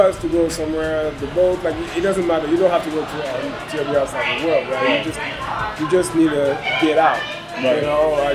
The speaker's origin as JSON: {"language": "English", "town": "Paris", "region": "Île-de-France", "country": "France", "also_born_or_lived": "Congo", "said": "I'm from Paris. I was born in Congo, from Paris"}